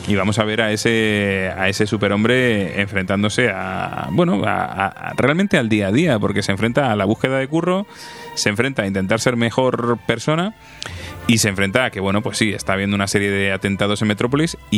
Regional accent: Madrid, Community of Madrid, Spain; Claro, yo soy un chico de Madrid, de ciudad y.

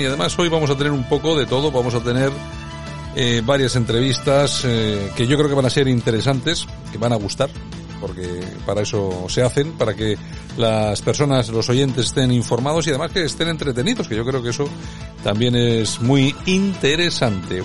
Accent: Spain; cómo somos los españoles

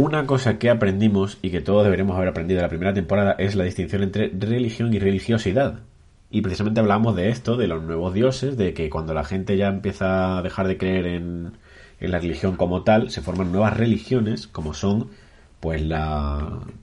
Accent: Cádiz, Andalusia, Spain; also born or lived in Burgos; now in Granada, Spain; yo soy burgaleño de nacimiento y gaditano de crianza

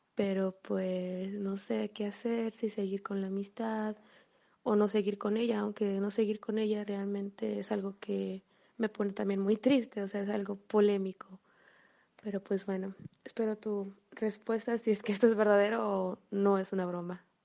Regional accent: Mexico; soy de la, soy de México

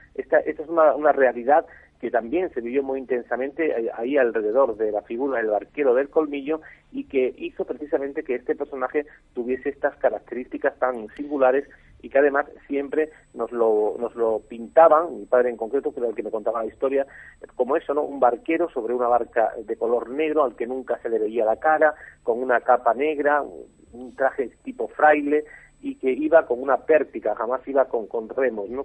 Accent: Cheles, Extremadura, Spain; yo que soy nativo de ese pueblo

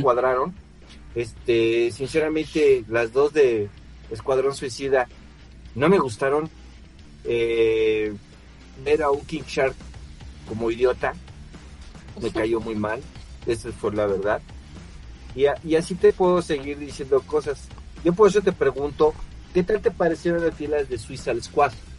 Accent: Mexico; soy mexicano

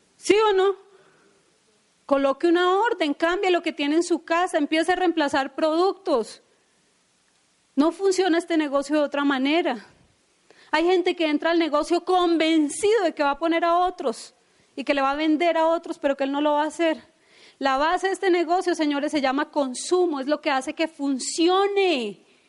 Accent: Bogotá, Colombia; de dónde venimos, de la historia que tenemos, o que no tuvimos papá, o que somos de Ciudad Bolívar

